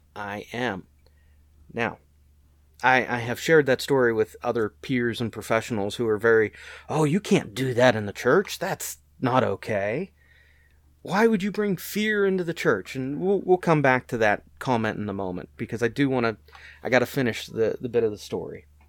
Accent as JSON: {"language": "English", "region": "Western Pennsylvania", "country": "United States", "tie": "born or raised there", "said": "I grew up in Western Pennsylvania"}